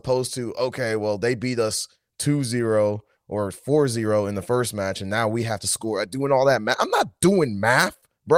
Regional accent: Nashville, Tennessee, United States; also born or lived in London; I was born in London, but I was raised in Nashville, and that's who I am.

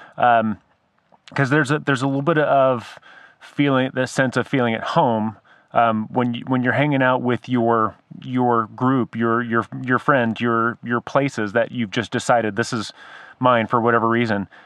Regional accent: San Diego, California, United States; moved away; I grew up in San Diego

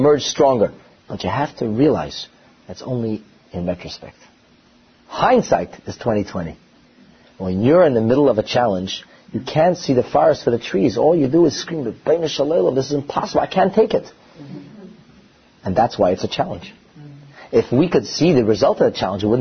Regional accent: United States; I'm an American, I'm sorry. So, growing up as a young boy in the United States of America

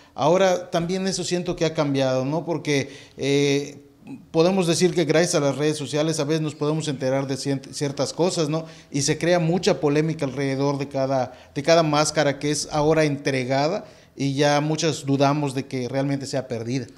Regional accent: Mérida, Yucatán, Mexico; yo soy de Mérida

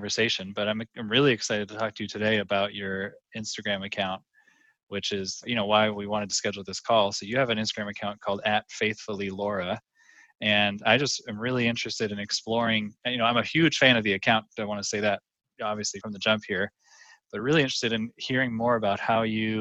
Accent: California, United States; I grew up in California

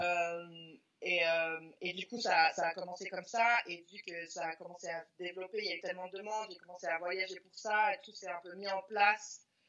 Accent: Lausanne, Vaud, Switzerland; moved away as an adult; now in Los Angeles, United States; de Lausanne.

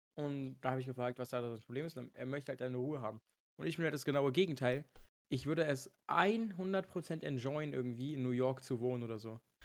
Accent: Germany; mein Heimatland nie wieder zu verlassen, dass ich einfach Deutsch spreche

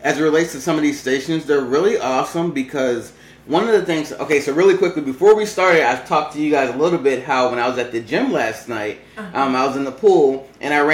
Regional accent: Maryland, United States; I'm actually from the East Coast on Maryland

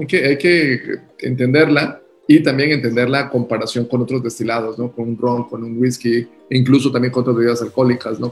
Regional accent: Mexico; also born or lived in Mexico City / Oaxaca; nosotros como mexicanos

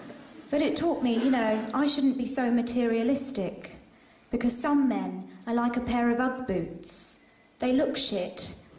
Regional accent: Saudi Arabia; now in United Kingdom; For instance, I grew up in Saudi Arabia. My dad had a job there working with oil. He was a chef.

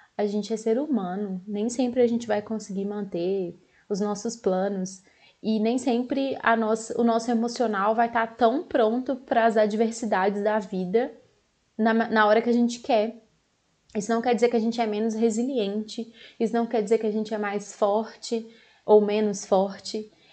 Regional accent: Belo Horizonte, Minas Gerais, Brazil; eu sou aqui de Belo Horizonte

